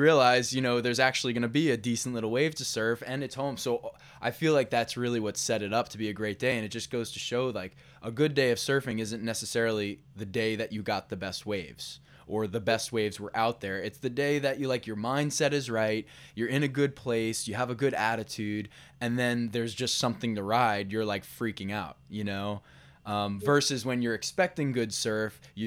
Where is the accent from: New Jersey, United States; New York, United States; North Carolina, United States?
New York, United States; I'm from New York